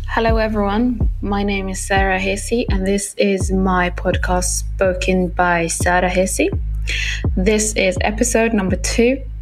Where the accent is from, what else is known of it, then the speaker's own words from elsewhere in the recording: Palestine; Norwegian is a second language; now in Norway; jeg er født i Palestina